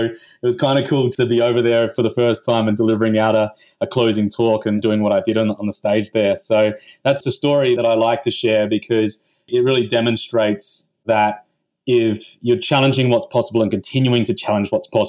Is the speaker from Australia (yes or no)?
yes; Australia; I'm from Australia originally